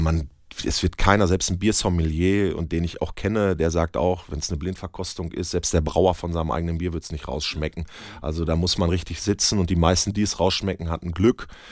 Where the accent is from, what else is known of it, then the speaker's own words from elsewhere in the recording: Bönen, North Rhine-Westphalia, Germany; also born or lived in Dortmund; Gebürtiger Dortmunder, aber ich komme aus Böhmen ja. und wohne da auch heute noch